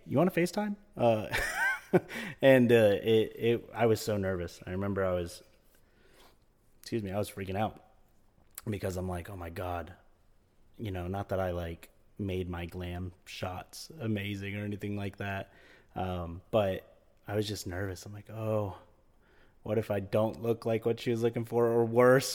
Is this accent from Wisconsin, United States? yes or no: no; Florida, United States; I was born in Florida, um, and lived, uh, here most of my life